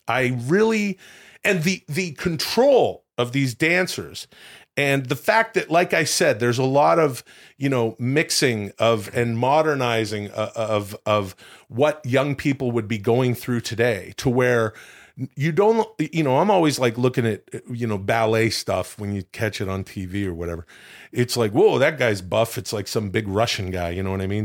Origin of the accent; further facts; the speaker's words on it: Canada; moved away; I'm from Canada